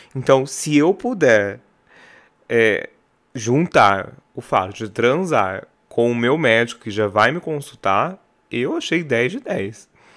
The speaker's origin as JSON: {"language": "Portuguese", "town": "Barretos", "region": "São Paulo", "country": "Brazil", "said": "Sou de Barreto, já cansei de falar mil vezes que Barreto não tinha o que fazer"}